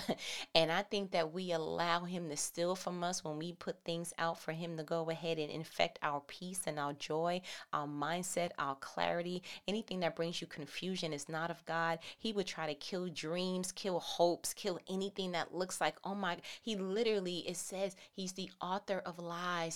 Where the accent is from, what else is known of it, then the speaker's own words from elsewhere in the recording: New York, United States; I'm from New York